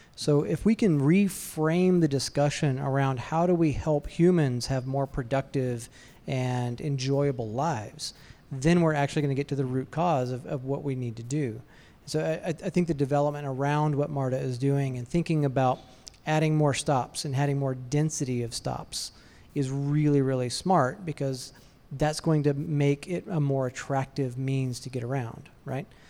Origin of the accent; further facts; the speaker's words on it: Athens, Georgia, United States; now in Atlanta, United States; I was born in Athens, and so, uh, while not, uh, technically an Atlanta native, I'm more Atlanta native than a lot of people